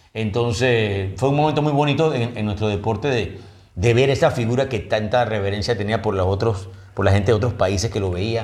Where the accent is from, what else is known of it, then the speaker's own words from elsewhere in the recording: Panama; somos de Panamá